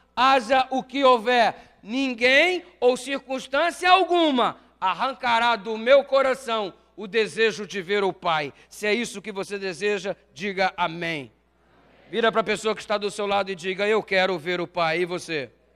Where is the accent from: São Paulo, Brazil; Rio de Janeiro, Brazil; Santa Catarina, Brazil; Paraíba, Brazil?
Rio de Janeiro, Brazil; eu cresci aqui no Rio de Janeiro.